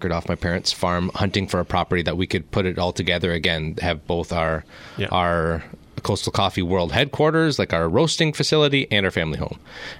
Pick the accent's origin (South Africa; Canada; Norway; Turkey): Canada; Zurich, Ontario; also born or lived in Victoria; Yeah, I'm from the Zurich area. Okay. I grew up on an organic farm there.